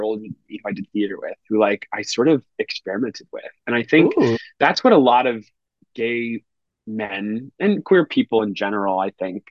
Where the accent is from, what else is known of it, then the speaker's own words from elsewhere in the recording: Macon, Georgia, United States; moved away as an adult; also born or lived in Nashville, Tennessee; now in New York City, United States; grew up in Macon, Georgia